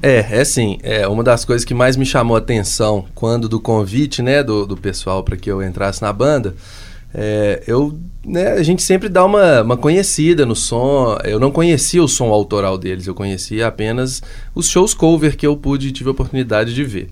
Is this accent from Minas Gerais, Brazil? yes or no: yes; Minas Gerais, Brazil; todos nós somos mineiros